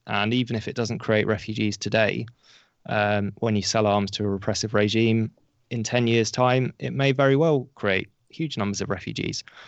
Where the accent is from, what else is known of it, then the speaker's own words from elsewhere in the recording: United Kingdom; as a British journalist